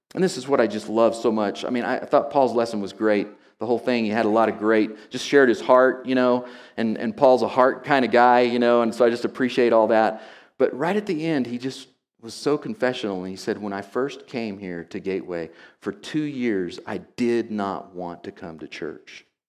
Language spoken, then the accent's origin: English; Oklahoma, United States; moved away; I grew up in Oklahoma